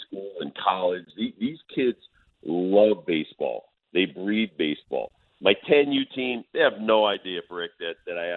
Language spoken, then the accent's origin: English; Connecticut, United States; moved away; in my hometown, actually. Went back to where I grew up in Connecticut